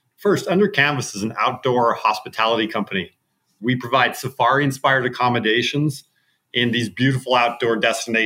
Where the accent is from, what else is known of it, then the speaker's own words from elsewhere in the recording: Montana, United States; I grew up in Montana.